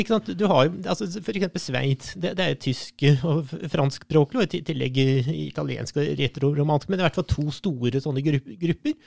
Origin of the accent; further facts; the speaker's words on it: Norway; jeg er historiker fra Norge